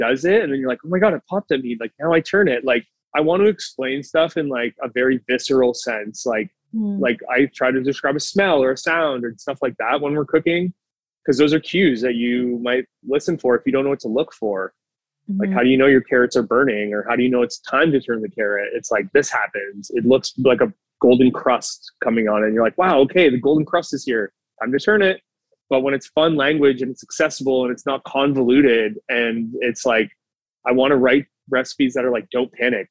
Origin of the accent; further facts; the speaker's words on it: Burlington, Ontario, Canada; now in Toronto, Canada; if I'm from Burlington, doesn't have a lot of certain foods